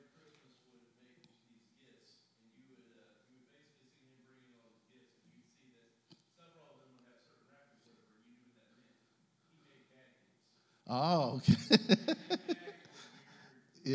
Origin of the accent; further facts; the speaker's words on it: Russell neighborhood, Kentucky, United States; I grew up in the Russell neighborhood, over there